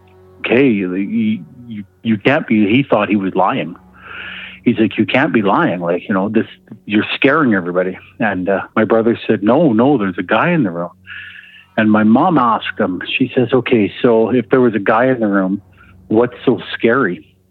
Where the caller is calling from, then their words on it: Alberta, Canada; calling from Alberta.